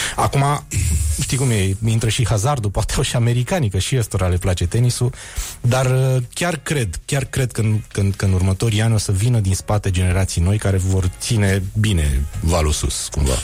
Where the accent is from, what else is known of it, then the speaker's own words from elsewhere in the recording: Bistrița, Bistrița-Năsăud, Romania; moved away; Toți cei care au crescut în Bistrița